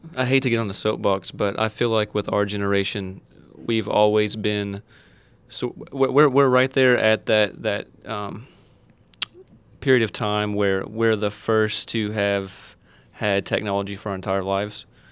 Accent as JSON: {"language": "English", "town": "Owensboro", "region": "Kentucky", "country": "United States", "tie": "born or raised there", "lives_now": "Hancock County, United States", "said": "I'm from Owensboro, born and raised in Owensboro"}